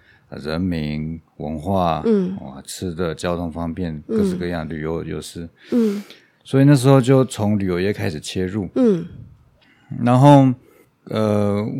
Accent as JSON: {"language": "Chinese", "country": "Taiwan", "tie": "born there", "also_born_or_lived": "Argentina / Uruguay", "said": "我其实我是侨生，嗯，然后我在我是在台湾出生，后来我大概在国外花了住了十二年。"}